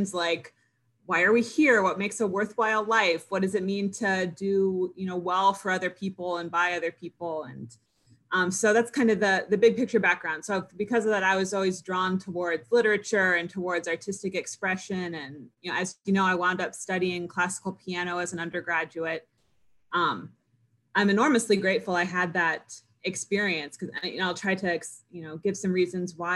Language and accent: English; United States; we're all relatively privileged growing up in the United States.